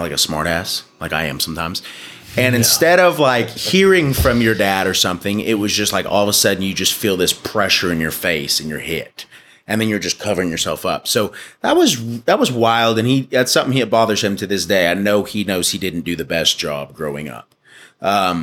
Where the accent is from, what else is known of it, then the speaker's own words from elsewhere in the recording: Dallas, Texas, United States; also born or lived in Glen Rose, Texas; I was born in Dallas at the old Parkland Hospital. Spent a lot of my life in Dallas, like Southeast Dallas